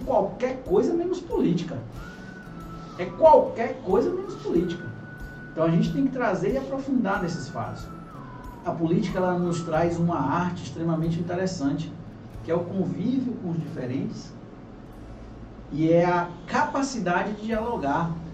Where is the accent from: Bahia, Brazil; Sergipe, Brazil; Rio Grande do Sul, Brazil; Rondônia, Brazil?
Bahia, Brazil; Itabuna; Eu nasci em Itabuna